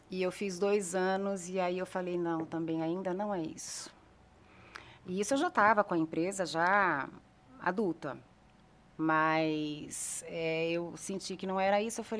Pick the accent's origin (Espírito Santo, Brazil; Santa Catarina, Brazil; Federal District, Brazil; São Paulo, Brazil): Federal District, Brazil; Brasília; Eu vim de Brasília. Brasília tem muito.